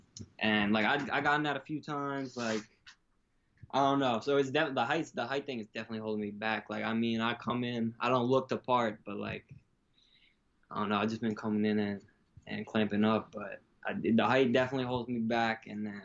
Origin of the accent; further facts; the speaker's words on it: Long Island, New York, United States; I'm from Long Island, New York, and, like, there's really not a lot of football out here.